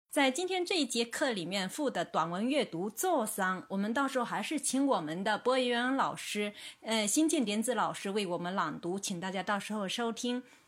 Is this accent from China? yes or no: yes; China; 我们中国人